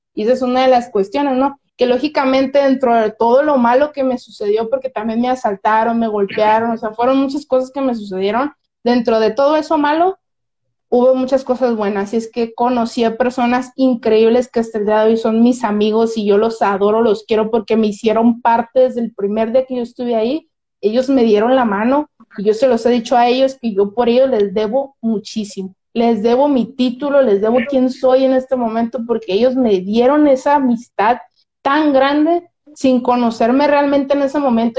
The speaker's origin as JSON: {"language": "Spanish", "town": "Mazatlán", "region": "Sinaloa", "country": "Mexico", "tie": "born or raised there", "also_born_or_lived": "Colombia", "accent": "Sinaloan", "said": "aquí en Sinaloa tenemos un acento muy grande. O sea, yo imagínate, yo, una persona que jamás se había salido de mi rancho, Mazatlán"}